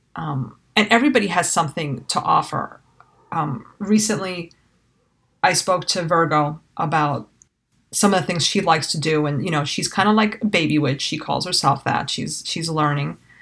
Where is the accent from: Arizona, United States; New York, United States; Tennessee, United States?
New York, United States; New York City; I was raised in New York City